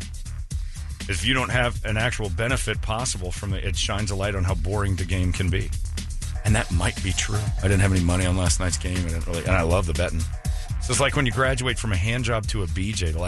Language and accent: English; Arizona, United States; This is my hometown. I live here.